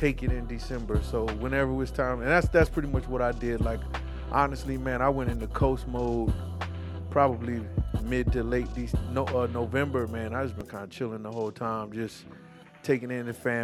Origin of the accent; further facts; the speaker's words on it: South Carolina, United States; I'm from South Carolina